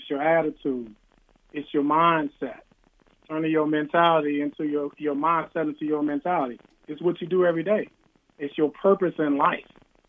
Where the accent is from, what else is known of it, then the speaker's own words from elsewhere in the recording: Washington, District of Columbia, United States; also born or lived in Capitol Heights, Maryland; I grew up in Southeast Washington, D.C., Capitol Heights, Maryland, which was known as the murder capital of the world at the time.